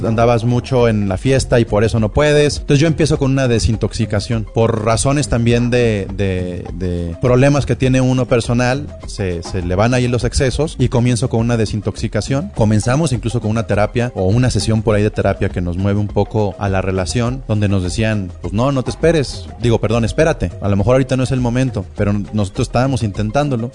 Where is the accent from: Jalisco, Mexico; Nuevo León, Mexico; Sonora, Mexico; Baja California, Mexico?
Jalisco, Mexico; Guadalajara; una sociedad como la tapatía